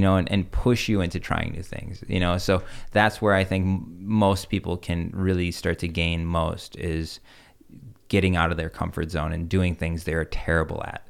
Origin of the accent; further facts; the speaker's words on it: Chicago, Illinois, United States; also born or lived in Russia; coming from an im-, immigrant family, we, I remember grow-, growing up in Chicago